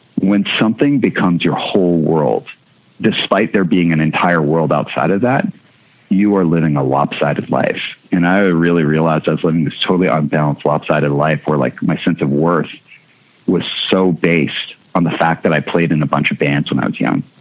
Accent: Winnipeg, Manitoba, Canada; born or raised there; also born or lived in Seattle

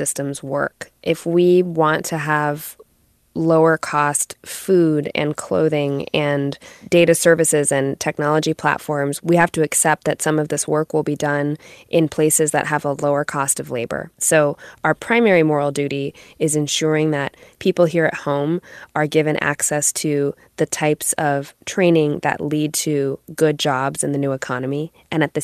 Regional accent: United States; I'm a first-generation American. My parents came here in the late 70s

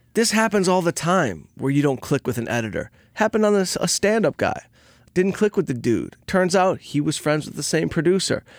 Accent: Detroit, Michigan, United States; I'm from Detroit. I grew up on a scrap truck.

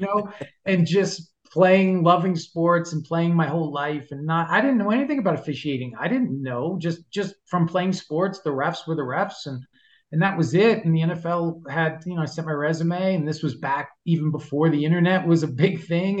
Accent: New York City, New York, United States; growing up in New York, lived in New York City for a long time.

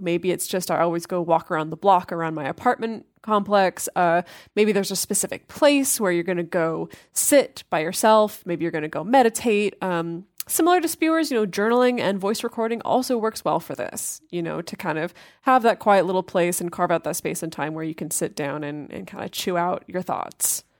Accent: United States; growing up in American culture

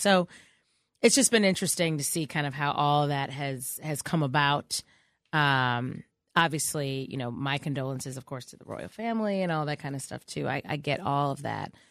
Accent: Chicago, Illinois, United States; I'm from Chicago

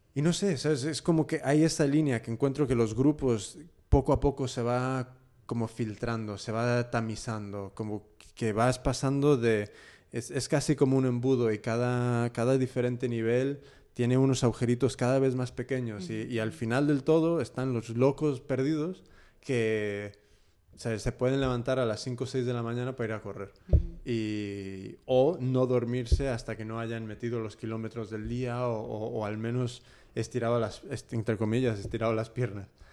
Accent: California, United States; moved away as an adult; also born or lived in Sinaloa, Mexico; now in Spain; yo he nacido y me he criado en, California

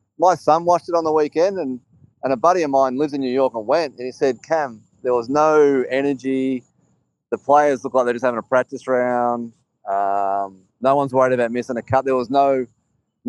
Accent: Australia; I'm an Australian

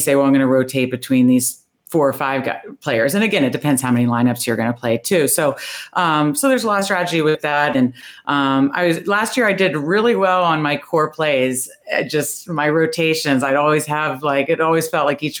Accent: Northern Virginia, United States; now in Baltimore, United States; I grew up in Northern Virginia. I now live in Baltimore, so I'm a Washington fan in Ravens country, but I grew up in Northern Virginia

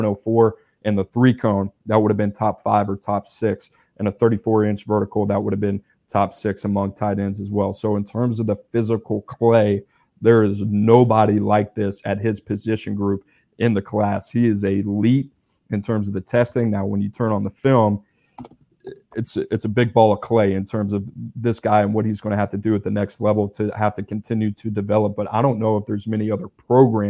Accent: Louisiana, United States; my home state of Louisiana

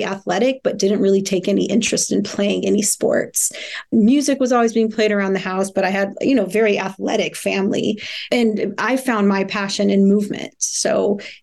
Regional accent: Kansas City, Missouri, United States; I was born in Kansas City, Missouri.

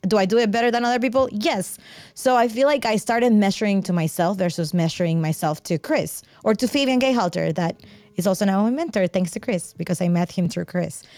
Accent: Mexico; I grew up in Mexico

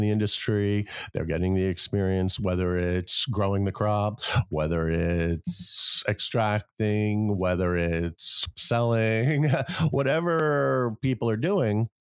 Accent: New York City, New York, United States; now in Vermont, United States; I grew up in New York City

